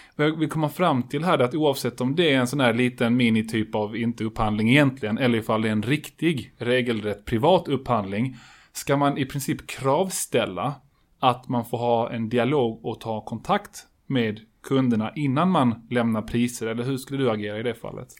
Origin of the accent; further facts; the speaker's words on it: Colombia; now in Sweden; Jag är ju från Colombia